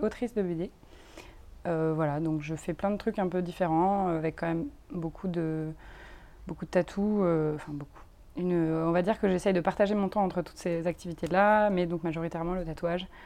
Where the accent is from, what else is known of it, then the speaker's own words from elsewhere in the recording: France; now in Brussels, Belgium; je suis française, mais je vis ici